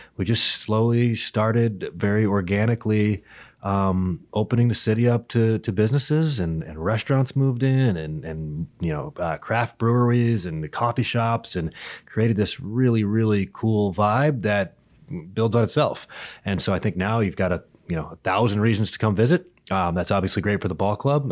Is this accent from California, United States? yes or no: yes; Berkeley, California, United States; I was born in Berkeley, California, and so Oakland A's games were my first memories, really, of my entire life